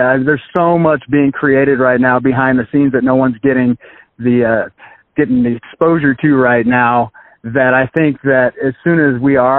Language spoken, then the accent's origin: English; Texas, United States; moved away as an adult; also born or lived in Philadelphia, Pennsylvania; now in Kansas City, United States; No, I'm not a Kansas City native. I kind of was all over the place. I was born in Philadelphia, and then I grew up, did my middle school, high school, and college in Texas. Graduate of Baylor University with a music education degree.